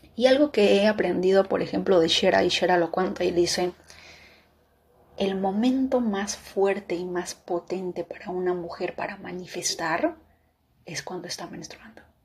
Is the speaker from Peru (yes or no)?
yes; Peru; moved away